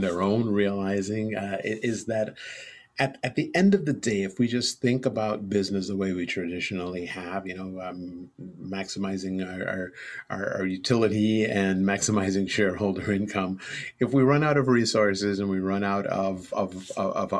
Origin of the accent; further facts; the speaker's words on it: Trinidad & Tobago; moved away; also born or lived in New York, United States; my family moved to Trinidad and Tobago in the Southern Caribbean when I was 2 years old, and that was where I really spent all my formative years growing up.